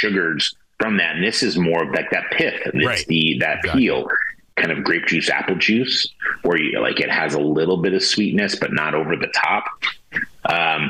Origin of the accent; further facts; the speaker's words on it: Santa Rosa, California, United States; born and raised in Santa Rosa